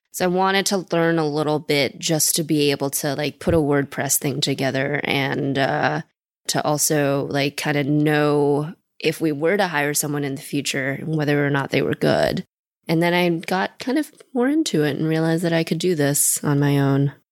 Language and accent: English; Seattle, Washington, United States; also born or lived in China; I was born in China, moved here when I was three, grew up in Seattle